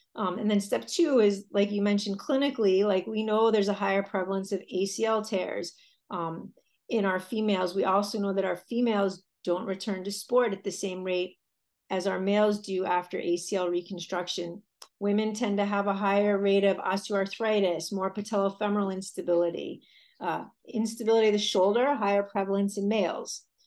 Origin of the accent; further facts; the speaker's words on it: Connecticut, United States; I grew up in a small town in Connecticut